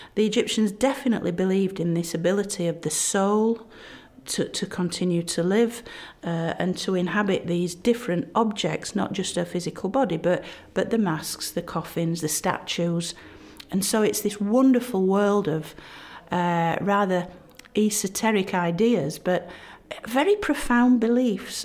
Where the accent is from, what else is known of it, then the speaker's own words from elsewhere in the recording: Barnsley, Yorkshire and the Humber, United Kingdom; where I'm from, Yorkshire, and my hometown Barnsley